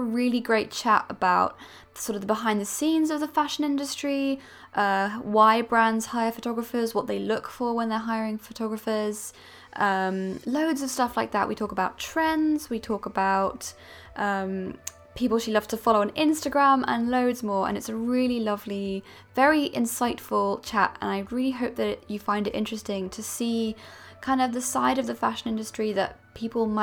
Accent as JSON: {"language": "English", "area": "Bedfordshire", "region": "East of England", "country": "United Kingdom", "also_born_or_lived": "Leicester", "moved": "as an adult", "lives_now": "London, United Kingdom", "said": "I'm actually from Bedfordshire, so I'd been in Leicester for about 8 years"}